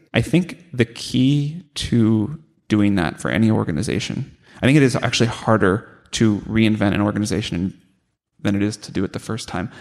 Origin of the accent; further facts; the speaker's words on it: St. Louis, Missouri, United States; growing up in St. Louis